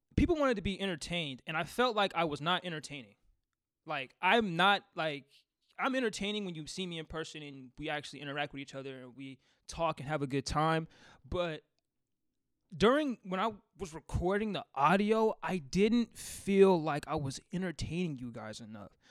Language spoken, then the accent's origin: English; Seattle, Washington, United States; I'm from Seattle